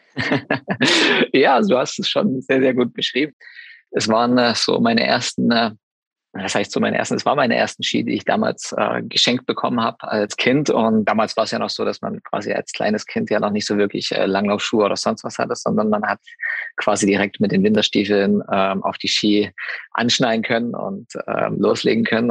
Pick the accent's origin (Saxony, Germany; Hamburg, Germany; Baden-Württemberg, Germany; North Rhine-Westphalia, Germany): Saxony, Germany; in meiner Heimat, also Klingenthal ist jetzt ja Sachsen, dementsprechend hat man da nochmal irgendwo ein bisschen mehr Heimatgefühle